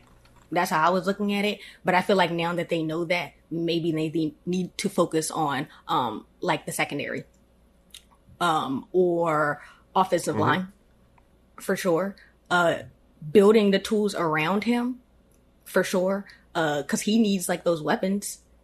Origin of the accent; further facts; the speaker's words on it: Annapolis, Maryland, United States; born and raised in Annapolis, Maryland. Um, been here forever.